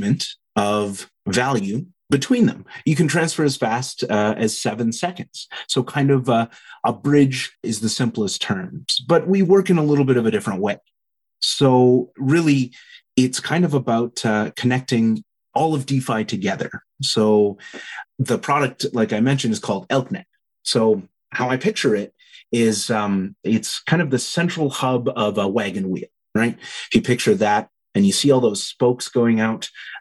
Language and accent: English; Southeast Saskatchewan, Canada; now in Calgary, Canada; where I grew up in Southeast Saskatchewan